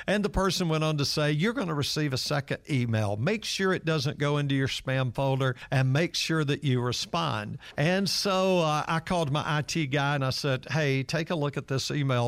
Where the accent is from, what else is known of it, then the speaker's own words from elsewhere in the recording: Atlanta, Georgia, United States; I'm one of those kids that grew up in downtown Atlanta, and I grew up right on Marietta Street